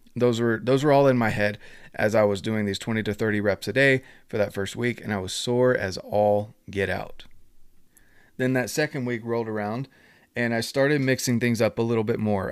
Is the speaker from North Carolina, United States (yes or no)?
yes; North Carolina, United States; moved away; I'm from North Carolina originally